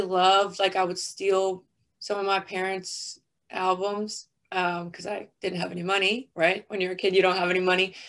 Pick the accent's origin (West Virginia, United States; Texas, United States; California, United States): West Virginia, United States; Barboursville; I'm from Huntington, really like Barbersville, West Virginia, but I say Huntington because I guess technically my area code is Huntington. But I grew up there, born and raised